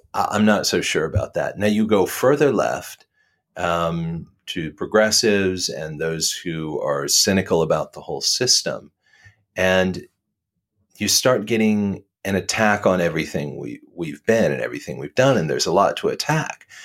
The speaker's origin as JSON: {"language": "English", "region": "the South", "country": "United States", "tie": "born or raised there", "said": "I was brought up in the South"}